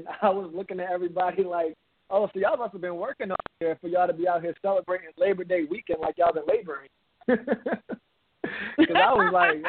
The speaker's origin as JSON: {"language": "English", "town": "Baltimore", "region": "Maryland", "country": "United States", "said": "I'm from Baltimore, Maryland"}